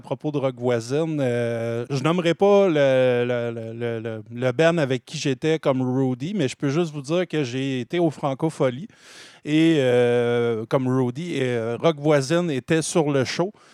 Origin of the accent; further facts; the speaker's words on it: Drummondville, Quebec, Canada; Moi, je viens de Drummondville.